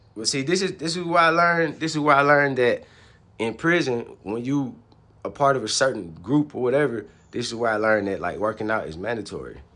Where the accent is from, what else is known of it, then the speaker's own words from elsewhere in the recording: Atlanta, Georgia, United States; I was a dude from Atlanta.